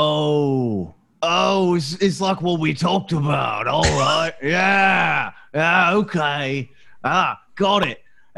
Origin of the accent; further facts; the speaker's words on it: United Kingdom; We are incredibly British, and this is how we handle new people.